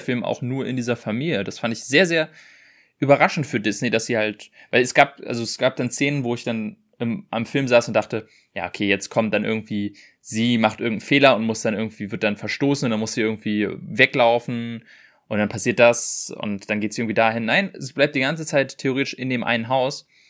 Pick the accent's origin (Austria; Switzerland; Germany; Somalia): Germany; als Deutscher